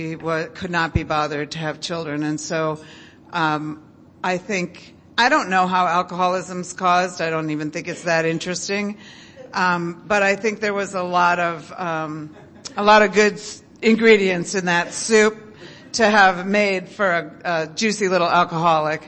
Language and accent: English; Midwest, United States; I was raised in the Midwest